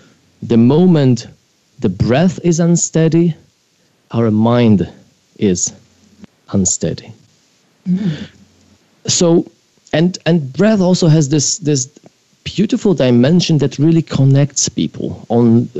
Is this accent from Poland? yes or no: yes; Poland; moved away; I grew up in Poland